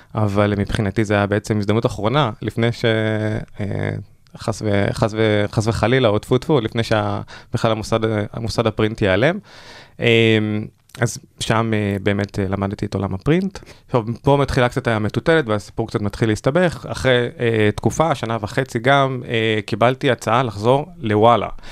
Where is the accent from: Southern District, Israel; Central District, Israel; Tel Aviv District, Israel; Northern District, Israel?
Southern District, Israel; Ashdod; ובתור מי שגדל בפריפריה, אני במקור מאשדוד